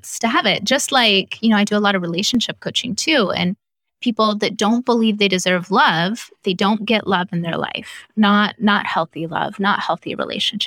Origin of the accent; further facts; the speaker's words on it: Idaho, United States; also born or lived in Southern California; We moved from Southern California to the middle of nowhere, Idaho, and grew up on, you know, we farmed our own food